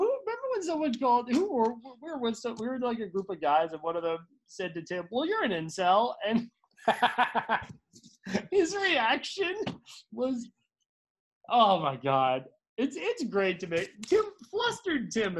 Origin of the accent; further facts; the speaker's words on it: Bethesda, Maryland, United States; moved away as an adult; also born or lived in California; I'm from Bethesda.